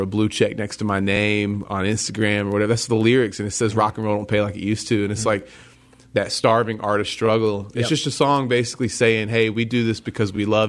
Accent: Greenville, South Carolina, United States; Greenville, South Carolina. And there was some point I had a few friends that were Christians, and I grew up in the South where everybody thinks they're Christian just because it's the Bible Belt.

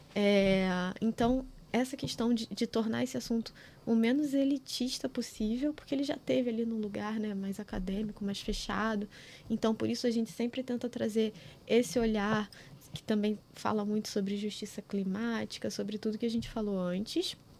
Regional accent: Rio de Janeiro, Brazil; eu nasci em Campo Grande

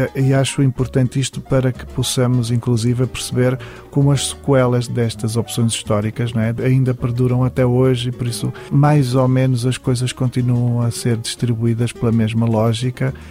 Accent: Portugal; não posso destituir-me de ser um escritor português

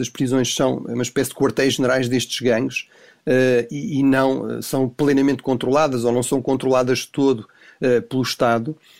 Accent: Tomar, Centro, Portugal; moved away; Bom dia aqui de Tomar

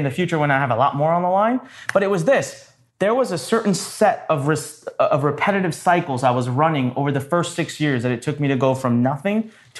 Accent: North India, India; now in Maryland, United States; I am originally from India.

